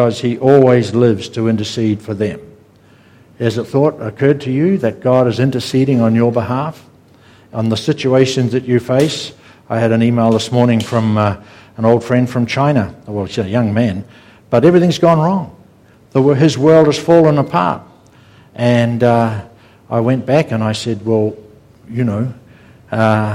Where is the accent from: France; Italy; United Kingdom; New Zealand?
New Zealand; We're from New Zealand.